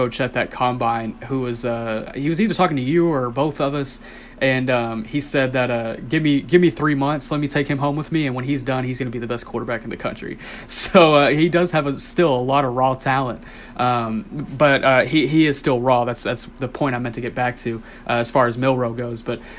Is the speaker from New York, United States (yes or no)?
no; Rockwall, Texas, United States; also born or lived in Allen, Texas; I'm from Rockwell, and I went to school in Allen in my middle school years.